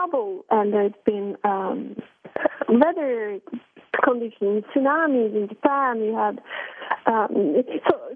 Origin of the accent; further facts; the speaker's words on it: Norway; I come from Norway, so it's a country with very egalitarian society